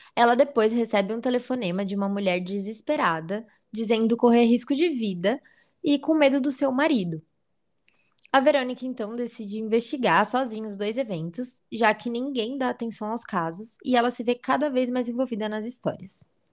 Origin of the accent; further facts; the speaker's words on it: São Paulo, Brazil; a gente é da ZL